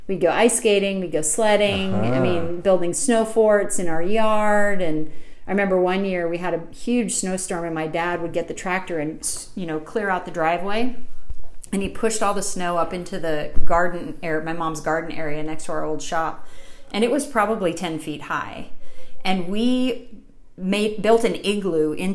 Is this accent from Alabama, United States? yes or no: no; North Dakota, United States; The town I grew up in, still to this day, is about 200 people.